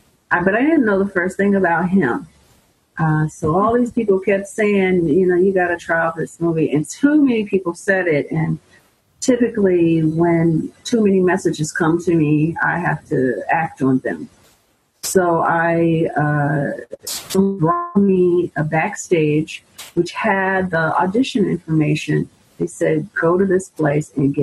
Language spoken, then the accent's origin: English; Muncie, Indiana, United States; moved away as an adult; also born or lived in Chicago, Illinois / New York City; I was originally from Chicago, but I graduated from high school and college in Muncie, Indiana